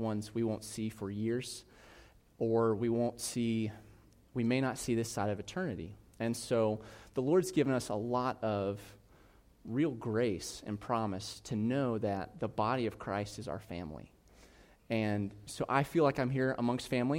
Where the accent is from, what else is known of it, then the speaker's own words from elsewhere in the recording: South Carolina, United States; I'm from South Carolina